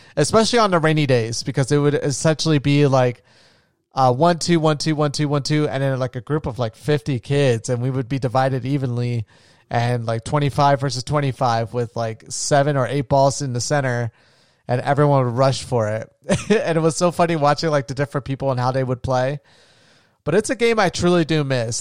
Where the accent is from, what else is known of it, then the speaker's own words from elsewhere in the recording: Florida, United States; I grew up in Florida